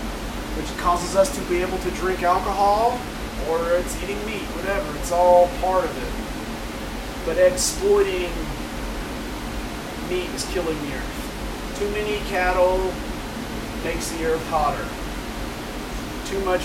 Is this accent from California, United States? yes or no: no; Alabama, United States; I'm out from Alabama